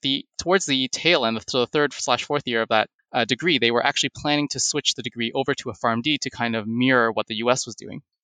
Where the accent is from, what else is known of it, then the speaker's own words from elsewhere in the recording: Toronto, Ontario, Canada; also born or lived in Hamilton, Canada; am born and raised in Toronto, in Canada